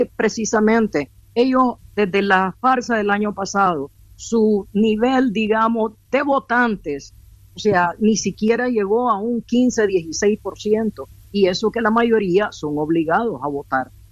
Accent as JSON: {"language": "Spanish", "country": "Nicaragua", "said": "nosotros como nicaragüenses"}